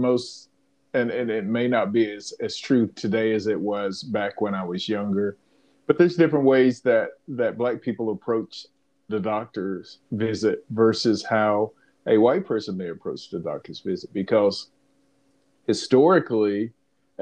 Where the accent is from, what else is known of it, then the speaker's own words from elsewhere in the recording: South Georgia, United States; I was born in 1969 in South Georgia